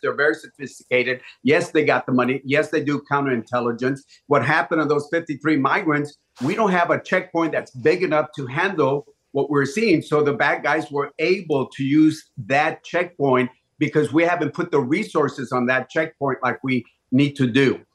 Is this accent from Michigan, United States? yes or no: no; Laredo, Texas, United States; my hometown of Laredo